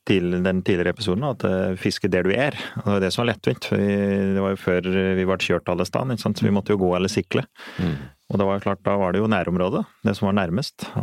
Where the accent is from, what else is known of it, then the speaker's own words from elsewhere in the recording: Eastern Norway, Norway; Slik som jeg vokste opp på Østlandet, så er det ganske enkelt å få fisk òg.